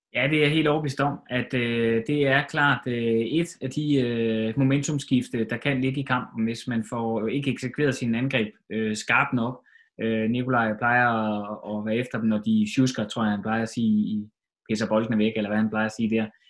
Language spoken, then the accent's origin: Danish; Denmark